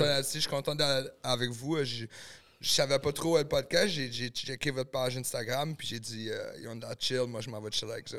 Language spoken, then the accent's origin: French; New Brunswick, Canada; moved away; also born or lived in Los Angeles; Je viens du Nouveau-Brunswick